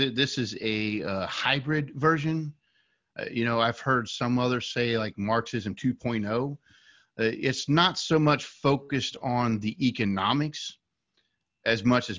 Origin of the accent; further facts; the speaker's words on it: West Virginia, United States; Originally, I'm from West Virginia.